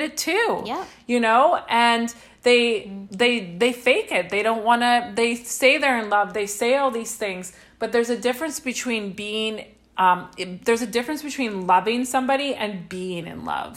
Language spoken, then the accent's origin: English; Saskatchewan, Canada; moved away; we come from Saskatchewan